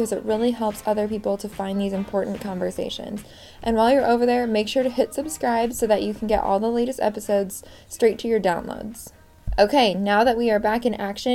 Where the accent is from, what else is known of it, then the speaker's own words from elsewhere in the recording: West Coast, United States; I grew up on the West Coast